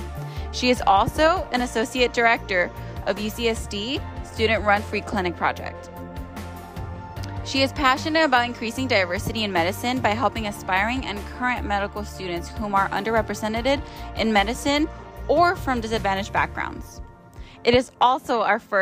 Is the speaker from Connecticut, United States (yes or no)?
no; New York City, New York, United States; as a Latina growing up in El Barrio